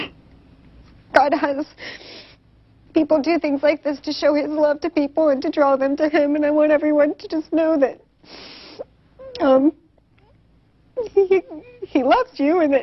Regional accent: Mount Pleasant, South Carolina, United States; Grew up here, went to the school, graduated from the old Wando.

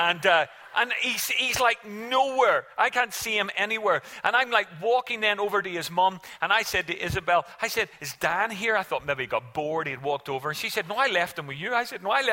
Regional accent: Ireland; we as an Irish family made a silly mistake

